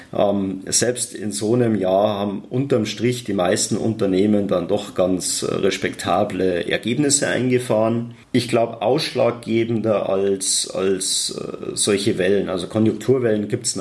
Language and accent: German; Germany; moved away as an adult; also born or lived in Munich / China; wir als Deutsche